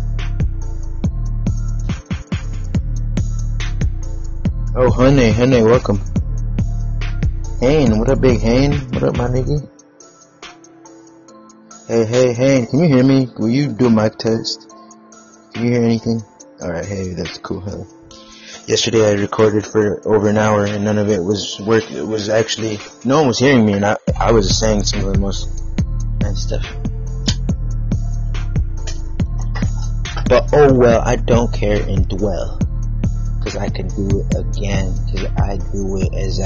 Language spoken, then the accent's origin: English; United States; I'm an American